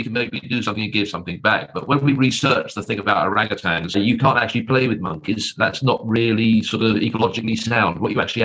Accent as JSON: {"language": "English", "region": "England", "country": "United Kingdom", "moved": "as an adult", "lives_now": "Troy, United States"}